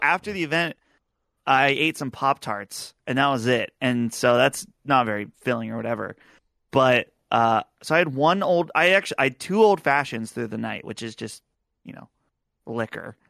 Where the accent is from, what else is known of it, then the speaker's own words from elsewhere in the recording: Butler, Pennsylvania, United States; my hometown of Butler, Pennsylvania